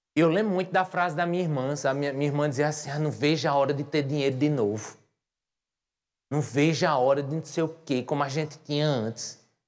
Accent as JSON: {"language": "Portuguese", "town": "Patos", "region": "Paraíba", "country": "Brazil", "tie": "born or raised there", "moved": "as an adult", "lives_now": "João Pessoa, Brazil", "said": "as pessoas notam que eu sou de Patos"}